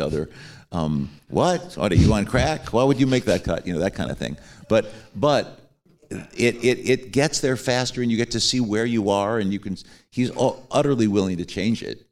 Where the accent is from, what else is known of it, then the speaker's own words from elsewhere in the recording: Chicago, Illinois, United States; I'm from Chicago and I've known all those guys since we grew up together